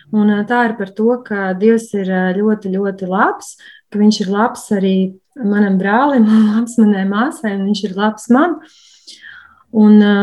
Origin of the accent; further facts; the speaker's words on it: Riga, Latvia; es esmu no Rīgas